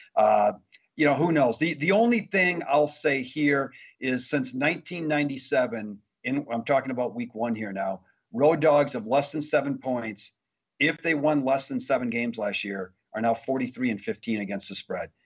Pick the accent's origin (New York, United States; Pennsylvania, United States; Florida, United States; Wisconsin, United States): Wisconsin, United States; I grew up in Wisconsin